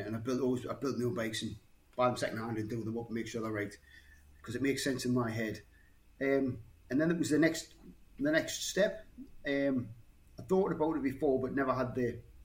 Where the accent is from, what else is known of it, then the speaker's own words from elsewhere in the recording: Newcastle upon Tyne, North East England, United Kingdom; now in Cromerton, United Kingdom; Newcastle originally, but I live in Cromerton. Been here for too many years, 20 plus years